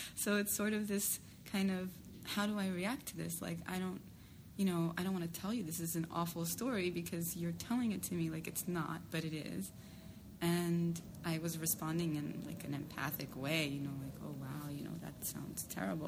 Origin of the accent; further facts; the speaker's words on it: New York City, New York, United States; I'm from New York City